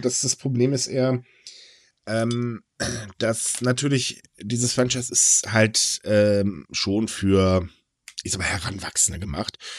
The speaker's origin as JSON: {"language": "German", "country": "Germany", "said": "Ich bin kein typischer Deutscher"}